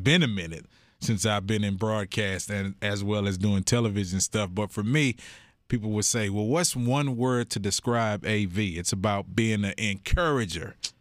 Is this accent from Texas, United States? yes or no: yes; Houston, Texas, United States; I grew up in Sunnyside, so I'm south side of Houston